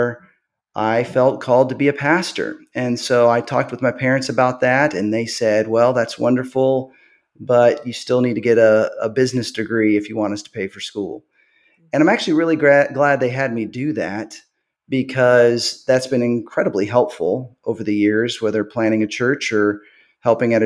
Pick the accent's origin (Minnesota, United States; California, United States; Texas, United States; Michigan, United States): Texas, United States; grew up in Texas, as I mentioned, with parents who were super faithful